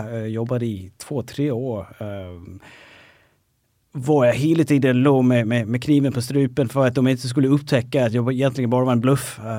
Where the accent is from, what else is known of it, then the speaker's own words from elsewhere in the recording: Denmark; Swedish is a second language; now in Stockholm, Sweden; flyttade från Danmark, jobbade med helt andra saker.